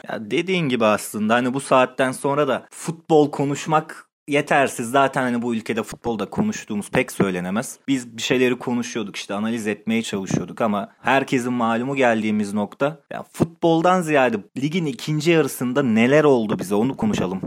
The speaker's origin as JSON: {"language": "Turkish", "region": "Sakarya", "country": "Turkey"}